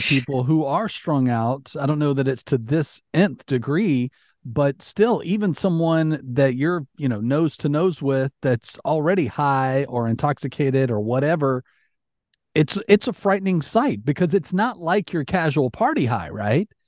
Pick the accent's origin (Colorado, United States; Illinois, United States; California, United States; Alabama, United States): Alabama, United States; moved away; also born or lived in Florida; growing up in Alabama, you went to Six Flags